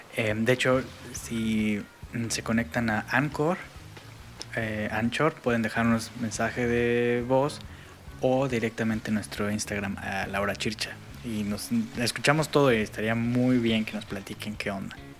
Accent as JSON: {"language": "Spanish", "country": "Mexico", "also_born_or_lived": "Europe", "moved": "as an adult", "said": "hubo para mí un cultural shock cuando me salí de, de México. En México, hasta donde yo tenía, cuando yo estaba ahí"}